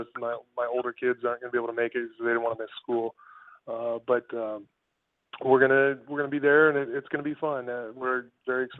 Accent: San Diego, California, United States; moved away; that's my hometown. I went to Torrey Pines High School

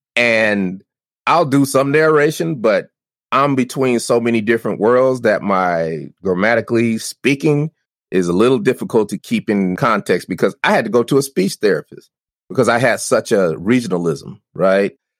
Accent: Denver, Colorado, United States; I'm from Denver

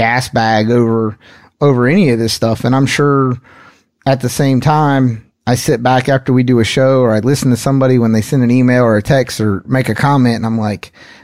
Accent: Henderson, North Carolina, United States; not too far from where I grew up there in Henderson, North Carolina

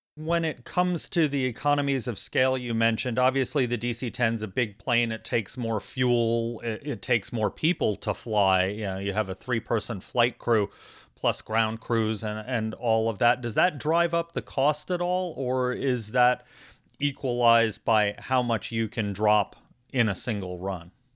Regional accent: East Coast, United States; now in Arizona, United States; I'm from the East Coast originally

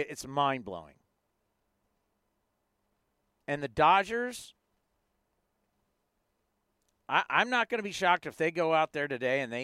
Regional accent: San Diego, California, United States; moved away; I grew up in San Diego

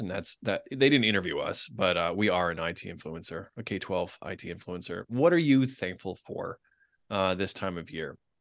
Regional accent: Boston, Massachusetts, United States; my hometown of Boston

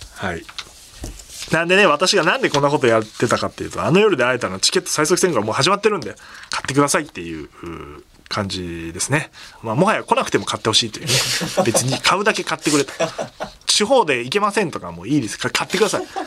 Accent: Kasukabe, Saitama, Japan; 僕の地元の春日部に向かう

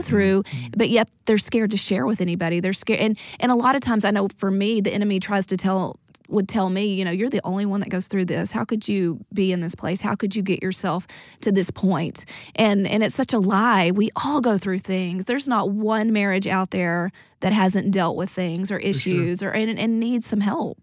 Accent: East Texas, United States; we're from East Texas, small town

